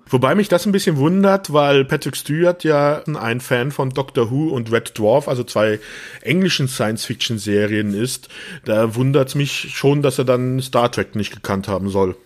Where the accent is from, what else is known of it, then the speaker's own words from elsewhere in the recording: Rhineland-Palatinate, Germany; ich bin ja auch in der Pfalz groß geworden